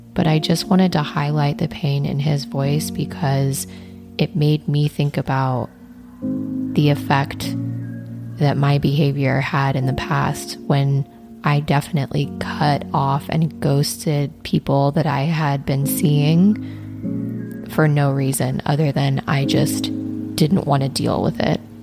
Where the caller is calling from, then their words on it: Long Beach, California, United States; I'm calling from Long Beach, California.